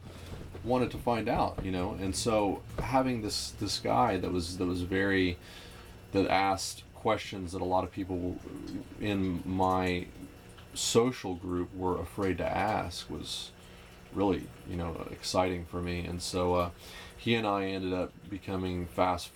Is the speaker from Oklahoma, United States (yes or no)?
yes; Oklahoma City, Oklahoma, United States; moved away as an adult; also born or lived in East Texas; I was raised in Oklahoma City